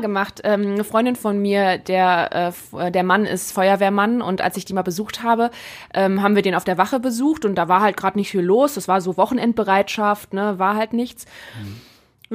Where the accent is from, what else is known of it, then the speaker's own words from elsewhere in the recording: Rhineland, Germany; now in Essen, Germany; im Rheinland, wo ich herkomme